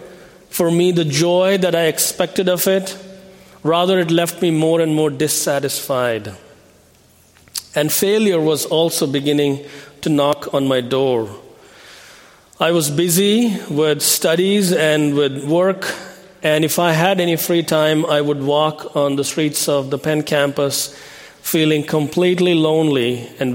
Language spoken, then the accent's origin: English; New Delhi, Delhi, India; moved away as an adult; also born or lived in Philadelphia; I was born in India and raised in a Hindu family. I grew up in the city of New Delhi.